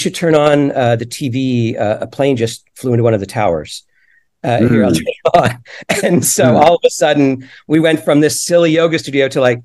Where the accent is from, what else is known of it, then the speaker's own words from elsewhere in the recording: Florida, United States; I grew up in Florida.